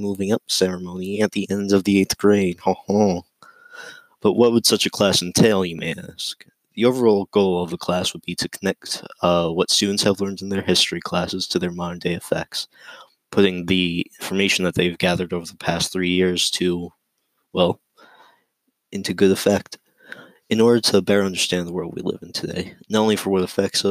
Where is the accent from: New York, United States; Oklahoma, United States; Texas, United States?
New York, United States; Palisades; I'm a 17-year-old senior, and I'm from Palisades